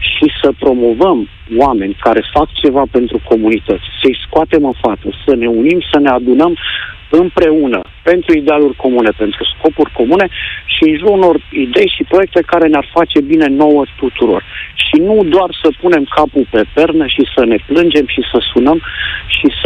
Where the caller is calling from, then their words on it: Copenhagen, Capital Region of Denmark, Denmark; Salutările vin de la Copenhaga, din Danemarca.